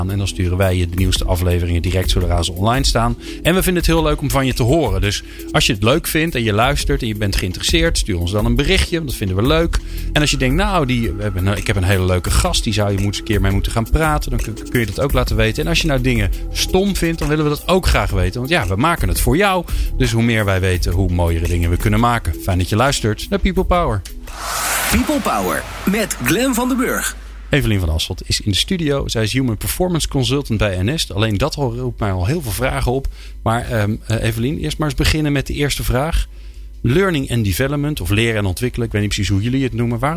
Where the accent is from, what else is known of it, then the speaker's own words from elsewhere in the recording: Netherlands; Dat weten wij als Nederlanders